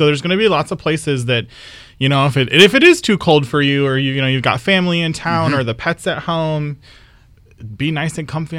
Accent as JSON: {"language": "English", "region": "Michigan", "country": "United States", "moved": "yes", "lives_now": "Fredericksburg, United States", "said": "I'm originally from Michigan"}